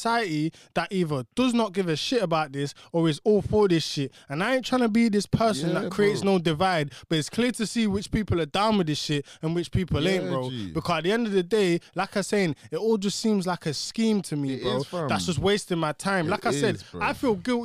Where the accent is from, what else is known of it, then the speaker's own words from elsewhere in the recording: United Kingdom; we're British born